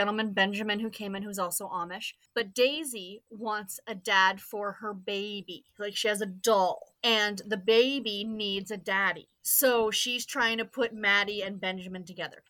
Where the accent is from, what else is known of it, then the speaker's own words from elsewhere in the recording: Canada; as a Canadian